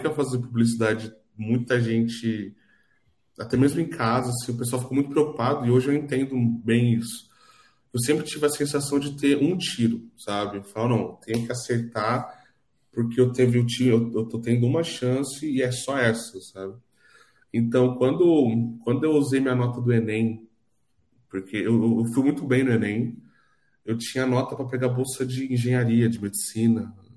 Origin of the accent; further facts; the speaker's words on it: Araraquara, São Paulo, Brazil; eu sou de São Paulo, né, mas eu fui bem pequeno, eu vim bem pequeno para Araquara. então eu sou, sou um cidadão araquarense.